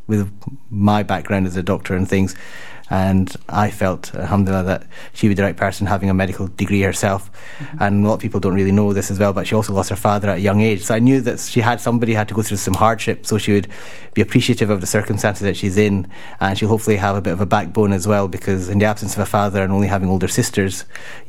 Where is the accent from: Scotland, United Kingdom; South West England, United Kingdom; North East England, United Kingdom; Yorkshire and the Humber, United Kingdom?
Scotland, United Kingdom; Glasgow; my family from India, but I'm Glaswegian